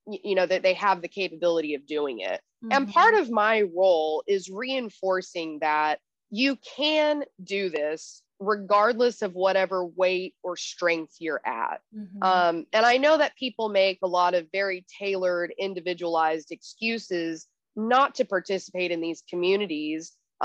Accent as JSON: {"language": "English", "region": "Texas", "country": "United States", "also_born_or_lived": "Arizona, United States", "said": "And I came from Texas and Arizona. We didn't even have an ocean where I lived."}